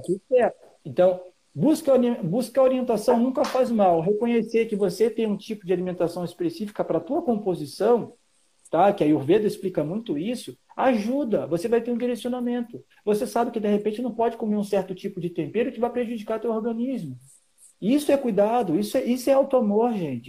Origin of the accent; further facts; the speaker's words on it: Rio de Janeiro, Brazil; now in Santa Catarina, Brazil; eu sou do Rio de Janeiro e estou em Santa Catarina